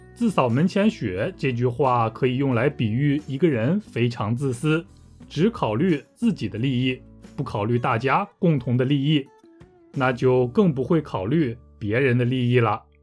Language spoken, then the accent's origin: Chinese; northern China, China; 我来自中国北方